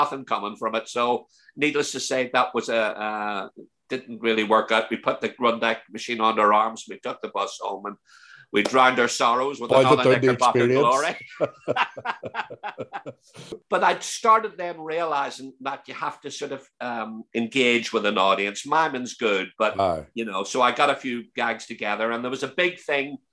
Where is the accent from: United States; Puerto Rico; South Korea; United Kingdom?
United Kingdom; Belfast, Northern Ireland; accent: broad Belfast; moved away as an adult; obviously growing up in Belfast, you have your accent is that, it was quite broad.